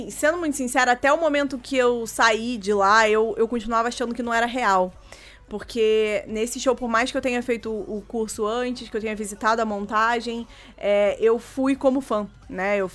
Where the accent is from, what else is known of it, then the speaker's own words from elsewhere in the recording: Brazil; E olha que eu sou brasileiro